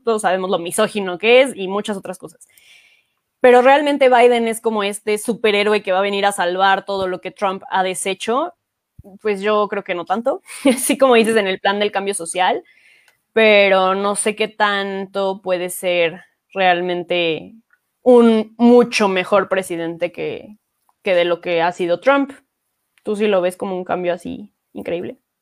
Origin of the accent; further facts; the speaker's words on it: Mexico; nosotros como mexicanos